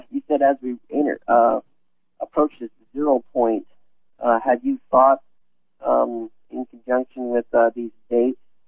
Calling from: Independence, Missouri, United States; I live in Independence, but I'm calling from Kansas City, Missouri

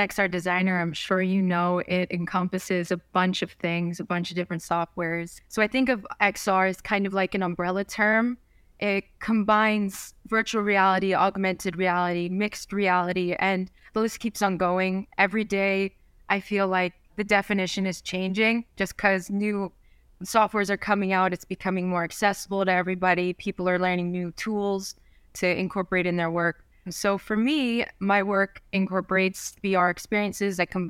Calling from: New Jersey, United States; North Jersey, like 15 minutes away from the city, like everyone says from North Jersey.

